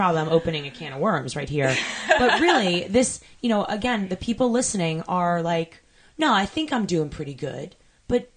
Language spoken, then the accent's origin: English; Long Island, New York, United States; I grew up in New York on Long Island